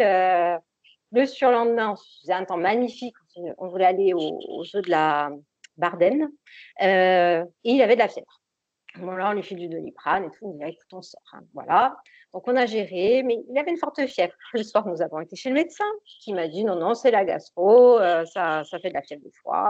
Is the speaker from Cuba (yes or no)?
no; Corsica, France; je suis corse. Et donc, je vis je travaille euh, dans mon île de beauté, à l'île Rousse